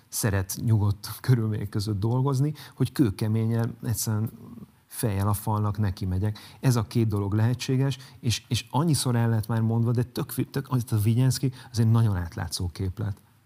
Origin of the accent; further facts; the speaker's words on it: Zalaegerszeg, Zala, Hungary; moved away; Zalegerszegről jövök